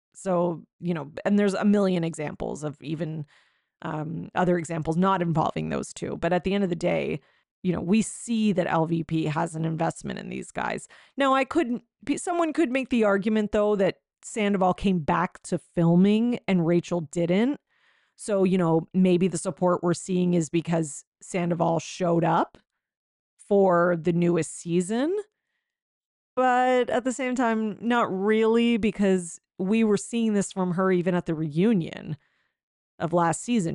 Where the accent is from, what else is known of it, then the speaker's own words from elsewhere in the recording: Canada; I'm Canadian, um, and I don't live in Quebec